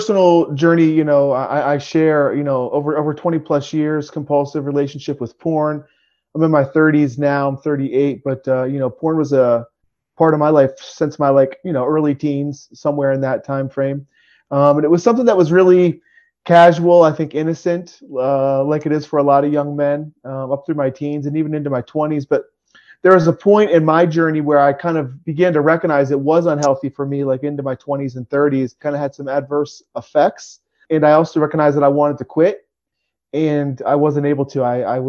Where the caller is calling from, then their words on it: Harrisburg, Pennsylvania, United States; I'm coming from Harrisburg, Pennsylvania today.